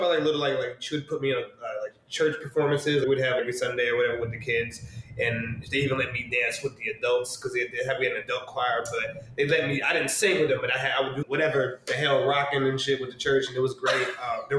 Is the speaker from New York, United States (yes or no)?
yes; New York City, New York, United States; I'm from New York. Yeah, born and raised. So yeah, South Jamaica, Queens